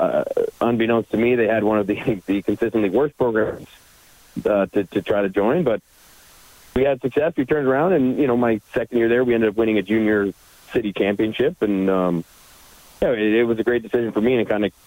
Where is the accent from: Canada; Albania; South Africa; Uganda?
Canada; Edmonton, Alberta; I grew up in Millwood. At the time, I grew up right across from J. Percy Page High School, actually.